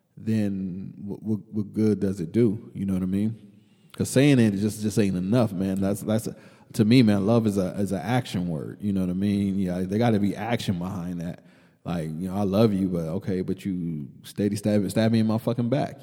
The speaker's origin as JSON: {"language": "English", "town": "Killeen", "region": "Texas", "country": "United States", "tie": "born or raised there", "also_born_or_lived": "New York", "said": "you and I just growing up in Killeen."}